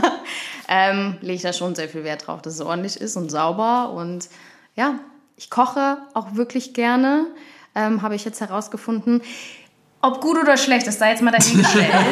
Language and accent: German; Kirchhasel, Hesse, Germany; ich komme ja eigentlich gebürtig aus Kirchhasel